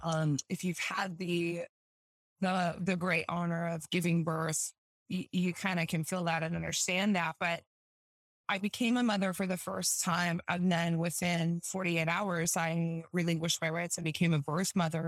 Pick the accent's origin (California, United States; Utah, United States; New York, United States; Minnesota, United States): Utah, United States; I'm from Utah, born and raised, um, live here now still